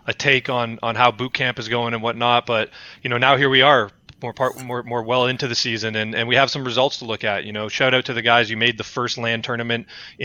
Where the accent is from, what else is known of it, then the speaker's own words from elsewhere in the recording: Toronto, Ontario, Canada; Toronto being born and raised from here